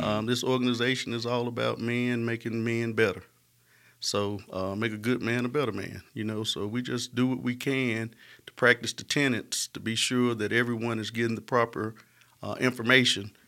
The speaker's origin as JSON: {"language": "English", "area": "Smithfield", "region": "Alabama", "country": "United States", "tie": "born or raised there", "said": "I was raised in Smithfield"}